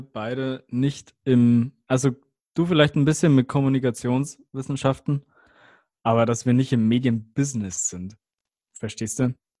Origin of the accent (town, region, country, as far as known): Germany